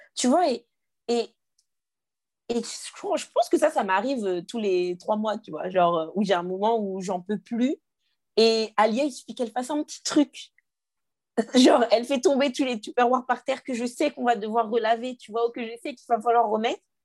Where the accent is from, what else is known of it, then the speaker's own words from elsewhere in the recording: Guadeloupe; j'ai grandi dans une famille. On est guadeloupéen